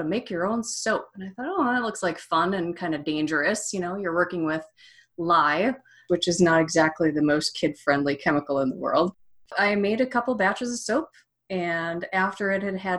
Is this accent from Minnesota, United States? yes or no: yes; Minnesota, United States; moved away; also born or lived in Evanston, Illinois; I lived and worked in Evanston, Illinois, but I grew up in Minnesota